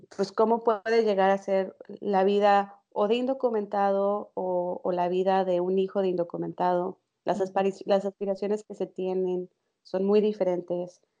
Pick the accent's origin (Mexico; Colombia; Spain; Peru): Mexico; moved away as an adult; now in Netherlands; Nací en México, pero desde hace casi tres años que vivo en Holanda.